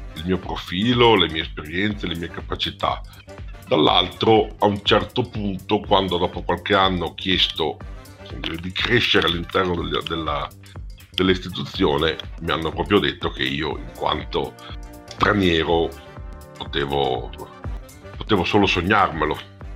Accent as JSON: {"language": "Italian", "town": "Padua", "region": "Veneto", "country": "Italy", "also_born_or_lived": "Bologna", "said": "sono padovano"}